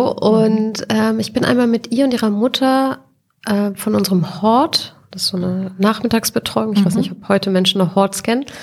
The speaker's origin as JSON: {"language": "German", "town": "Cologne", "region": "North Rhine-Westphalia", "country": "Germany", "tie": "born or raised there", "said": "Ich bin äh, in Ehrenfeld aufgewachsen als Kind."}